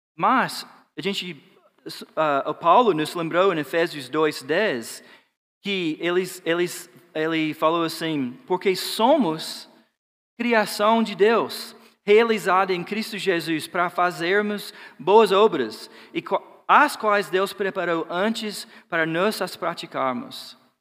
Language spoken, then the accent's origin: Portuguese; Georgia, United States; Portuguese is a second language; moved away; Eu sou de Georgia, né, o sul dos Estados Unidos